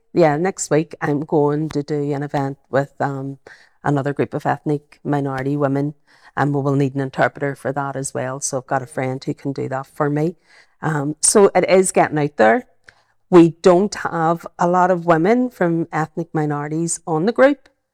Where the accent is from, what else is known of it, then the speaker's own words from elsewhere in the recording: Belfast, Northern Ireland, United Kingdom; accent: Belfast; I've got my, my Belfast accent